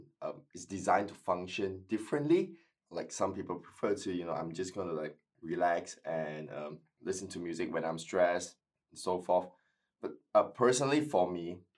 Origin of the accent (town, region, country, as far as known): Malaysia; now in Adelaide, Australia